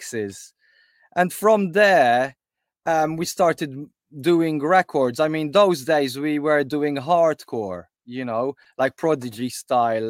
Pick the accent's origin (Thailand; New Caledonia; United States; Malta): Malta; now in United Kingdom; I came from Malta